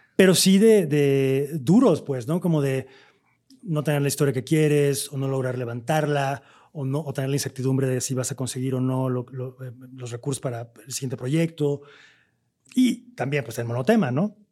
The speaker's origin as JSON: {"language": "Spanish", "region": "Veracruz", "country": "Mexico", "said": "nosotros que somos de Veracruz"}